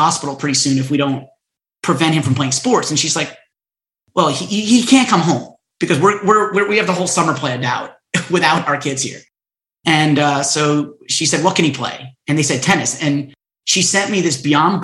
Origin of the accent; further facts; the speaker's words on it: Stony Brook, New York, United States; also born or lived in Queens, New York; I was born in Queens, and my mother got divorced and remarried when I was very young, and so we moved out to Long Island